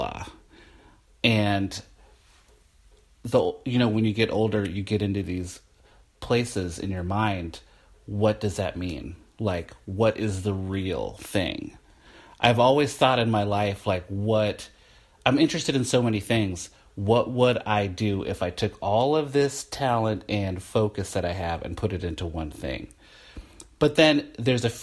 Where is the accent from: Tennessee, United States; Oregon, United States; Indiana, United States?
Oregon, United States; Portland; also born or lived in Olympia, Washington; I have grew up in Portland